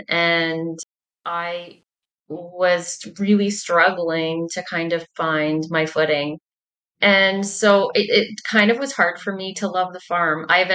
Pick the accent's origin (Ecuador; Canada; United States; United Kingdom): Canada; Angusville, Manitoba; I am a farmer from Angusville, Manitoba.